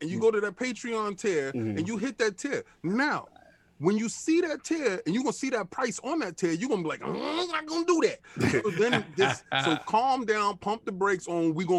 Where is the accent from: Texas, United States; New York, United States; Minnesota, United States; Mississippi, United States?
New York, United States; New York City; I grew up in Melrose Project